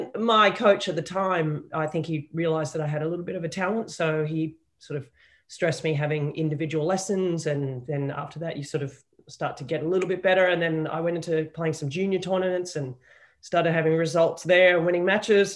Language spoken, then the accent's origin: English; Sydney, New South Wales, Australia; I was raised in Sydney